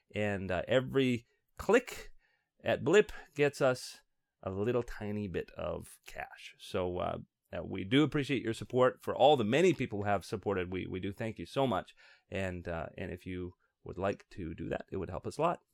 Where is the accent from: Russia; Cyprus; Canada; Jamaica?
Canada; we Canadians